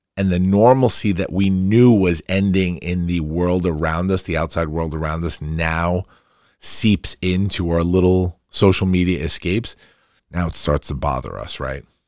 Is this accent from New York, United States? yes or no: yes; Farmingdale, New York, United States; also born or lived in Queens, New York; growing up in Queens as a, as a really young kid and then moving to Farmingdale, my hometown, and living in that part of town